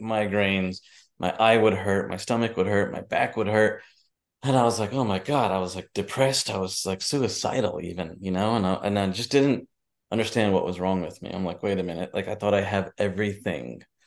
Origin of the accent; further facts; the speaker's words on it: United States; my parents are from India. I grew up in New Jersey, New York